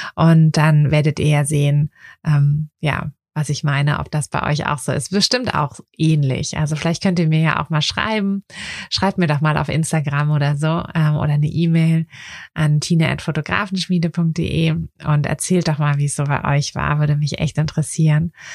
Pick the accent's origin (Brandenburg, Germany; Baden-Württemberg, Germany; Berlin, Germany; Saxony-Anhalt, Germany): Berlin, Germany; in meiner Heimatstadt, also in Berlin